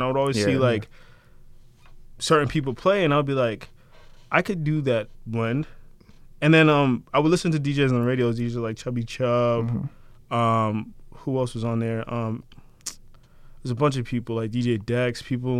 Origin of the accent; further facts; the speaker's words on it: Randolph, Massachusetts, United States; I grew up in Randolph, but I spent a lot of time in Brockton.